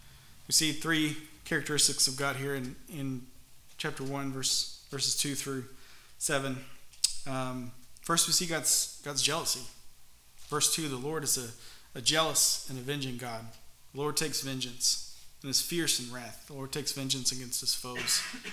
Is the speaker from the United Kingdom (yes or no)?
no; Pakistan; I used to live next to a river when I was growing up in Pakistan, the Indus River. It's a pretty big river.